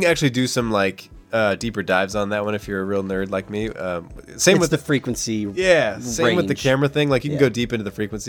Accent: St. Louis, Missouri, United States; We're from St. Louis.

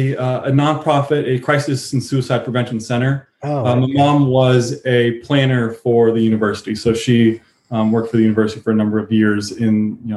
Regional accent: Berkeley, California, United States; also born or lived in Moraga, California / Castro Valley, California; So I grew up in Berkeley.

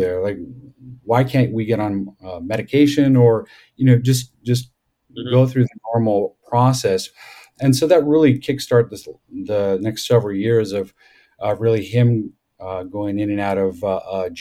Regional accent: Southern California, United States; moved away as an adult; now in Colorado, United States; I grew up in Southern California with a very loving, parents

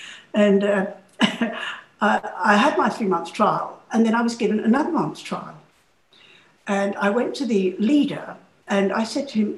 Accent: London, United Kingdom; moved away as an adult; And I am a Londoner. I was born in London. I was born in Kentish Town. So I longed to be back in my hometown.

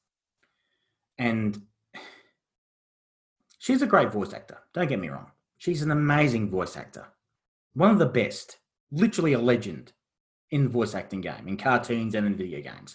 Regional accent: Australia; as an Australian

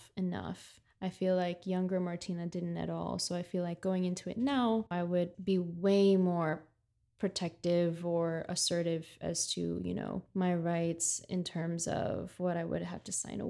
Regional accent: United States; now in New York City, United States; I was raised in the States

